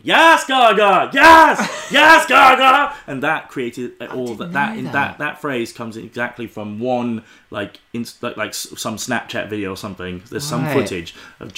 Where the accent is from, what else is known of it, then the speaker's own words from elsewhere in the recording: Oxford, South East England, United Kingdom; I'm from Oxford. I'm a little white guy from Oxford